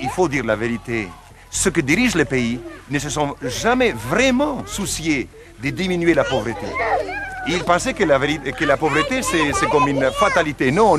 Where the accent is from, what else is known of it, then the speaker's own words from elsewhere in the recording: Argentina; now in Madagascar; mon père et ma mère sont slovènes. Après la Deuxième Guerre mondiale, ils ont dû émigrer en Argentine. Je suis né en Argentine et je suis argentin pour les Argentins